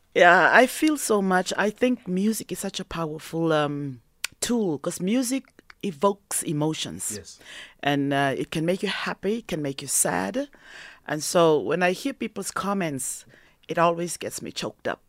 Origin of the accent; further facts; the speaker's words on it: South Africa; moved away; also born or lived in Canada; South African